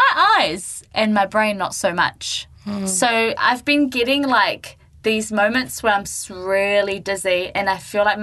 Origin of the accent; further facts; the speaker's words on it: Gisborne, New Zealand; moved away; my hometown to Gisborne